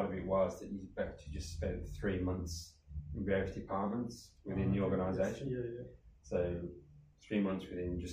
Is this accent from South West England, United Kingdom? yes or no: no; Birmingham, West Midlands, United Kingdom; accent: Brummie; I grew up in Birmingham in the UK.